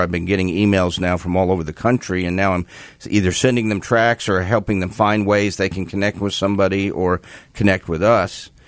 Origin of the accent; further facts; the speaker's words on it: New York metropolitan area, United States; I grew up in New York, the New York metropolitan area.